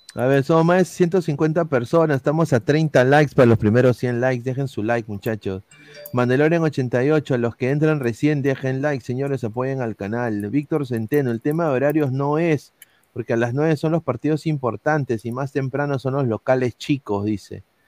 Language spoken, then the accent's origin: Spanish; Lima, Peru; yo soy de Lima, pe. Saco mi bandera de Lima